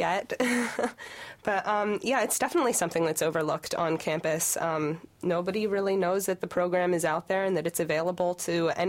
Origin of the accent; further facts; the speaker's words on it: Pennsylvania, United States; moved away as an adult; now in Michigan, United States; I'm from Pennsylvania